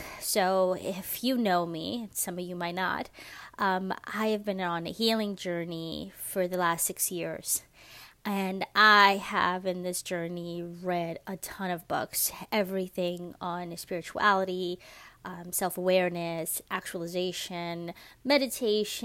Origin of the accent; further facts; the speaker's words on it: New York City, New York, United States; moved away as an adult; also born or lived in Dominican Republic (ancestry); now in Georgia, United States; I am a Latina from New York City. I grew up in Washington Heights